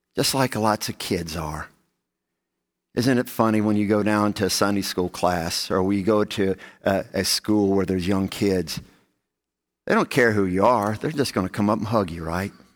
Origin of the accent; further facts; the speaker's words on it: the South, United States; growing up in the South